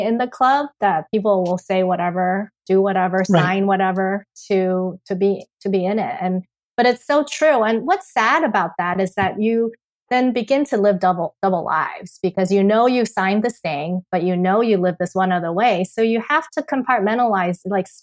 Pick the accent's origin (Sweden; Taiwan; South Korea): Taiwan; moved away; I am born and raised in Taiwan